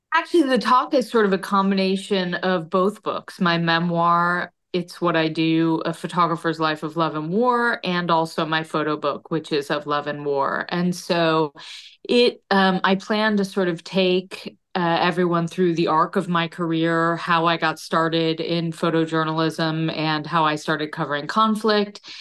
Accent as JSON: {"language": "English", "region": "Connecticut", "country": "United States", "tie": "born or raised there", "said": "growing up in Connecticut"}